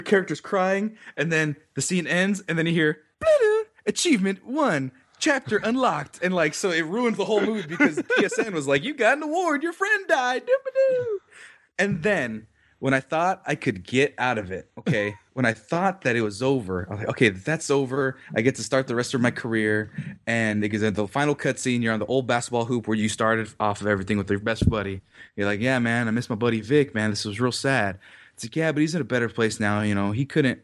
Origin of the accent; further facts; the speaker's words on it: New York City, New York, United States; I'm from Brooklyn.